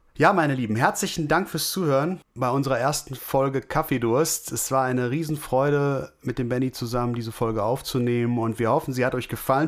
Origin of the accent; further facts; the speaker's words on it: Wülfrath, North Rhine-Westphalia, Germany; hier bei uns in Wülfrath